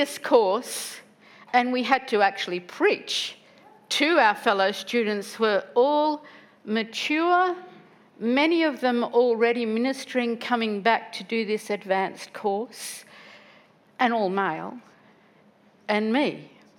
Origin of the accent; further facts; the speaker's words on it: Woodridge, Queensland, Australia; I grew up in Woodridge.